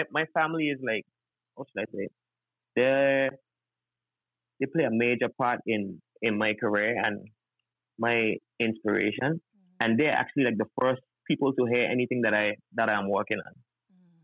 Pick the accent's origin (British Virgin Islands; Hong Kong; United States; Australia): British Virgin Islands; I'm from the British Virgin Islands